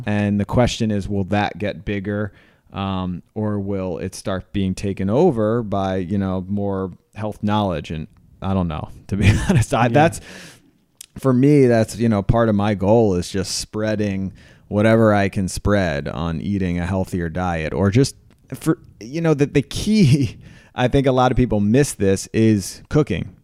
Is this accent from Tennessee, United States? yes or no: no; Philadelphia, Pennsylvania, United States; I thought I was from Philadelphia